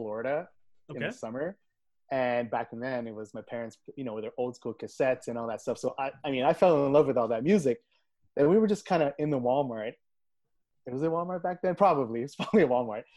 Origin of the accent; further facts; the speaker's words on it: Brossard, Quebec, Canada; also born or lived in Montreal; I grew up just off the island in Brossard